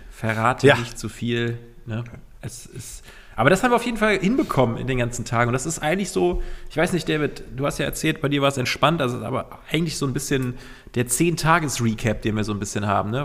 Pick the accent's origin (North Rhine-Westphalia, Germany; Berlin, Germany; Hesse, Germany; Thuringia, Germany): North Rhine-Westphalia, Germany; Cologne; wir sind Kölner